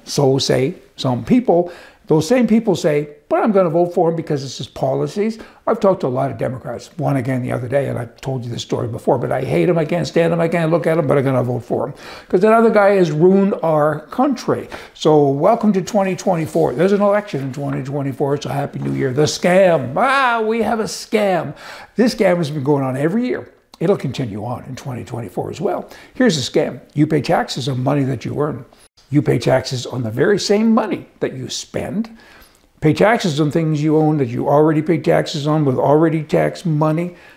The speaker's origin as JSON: {"language": "English", "region": "Alberta", "country": "Canada", "said": "I am from Alberta."}